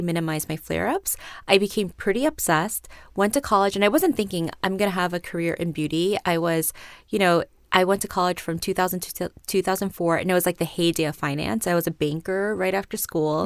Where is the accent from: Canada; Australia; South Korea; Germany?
South Korea; moved away; also born or lived in New York; I grew up in Korea until college. I grew up in New York first, moved to Korea at the end of elementary school, and was there until college